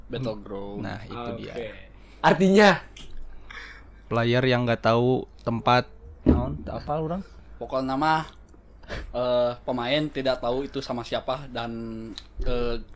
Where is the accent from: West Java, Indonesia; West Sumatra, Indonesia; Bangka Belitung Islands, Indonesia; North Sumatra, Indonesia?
West Java, Indonesia; Sukabumi; Saya dari Sukabumi.